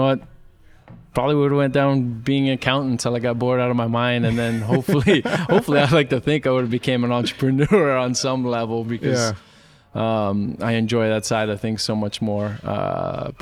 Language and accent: English; Hawaii, United States; moved away as an adult; I grew up in Hawaii